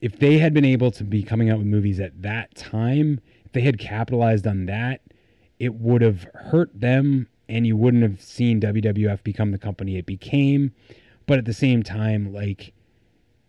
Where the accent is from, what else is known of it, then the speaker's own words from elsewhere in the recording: Newburyport, Massachusetts, United States; I'm from Newburyport, Massachusetts